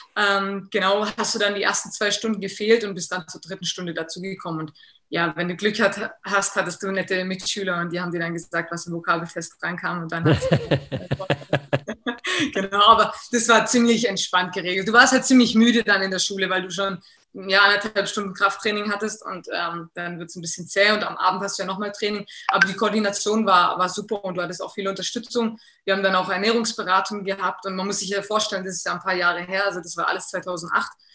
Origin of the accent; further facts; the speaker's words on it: Germany; Hier in Deutschland ist es schwierig immer gewesen, weil äh, du wirst halt als Deutsche gesehen